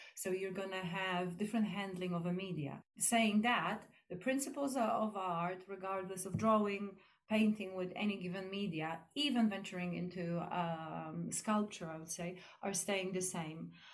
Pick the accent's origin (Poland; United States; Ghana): Poland; now in East Grinstead, United Kingdom; I'm from Poland